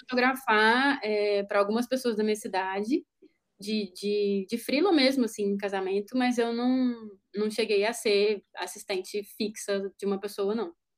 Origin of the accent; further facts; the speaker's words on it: Juiz de Fora, Minas Gerais, Brazil; moved away; lá na minha cidade, né, Juiz de Fora